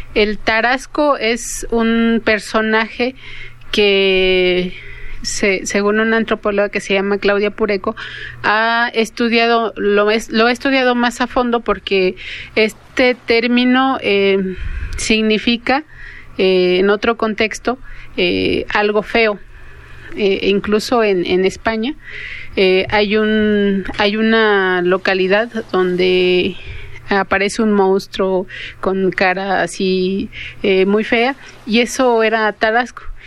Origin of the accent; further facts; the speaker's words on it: Cañada de los Once Pueblos, Michoacán, Mexico; en la región de donde soy yo, que es la caña de los once polos